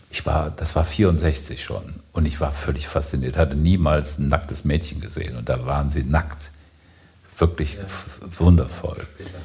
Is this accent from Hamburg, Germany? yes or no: no; Siegen, North Rhine-Westphalia, Germany; ich bin in Siegen aufgewachsen und es gab ein Erlebnis, das ist unglaublich.